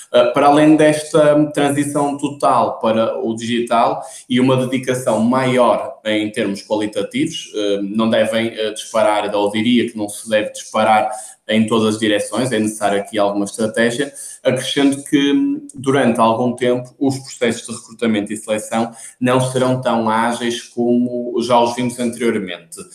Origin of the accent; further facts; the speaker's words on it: Porto, Norte, Portugal; como devem notar pelo meu sotaque, sou do Porto.